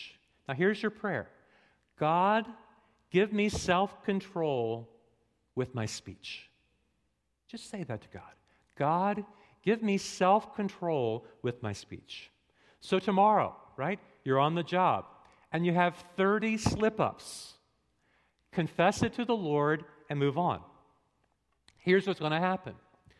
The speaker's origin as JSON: {"language": "English", "region": "New England", "country": "United States", "said": "I'm from New England. All New Englanders cuss."}